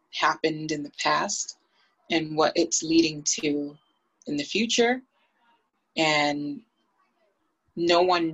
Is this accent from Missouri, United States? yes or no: no; Boston, Massachusetts, United States; I grew up in Boston, Massachusetts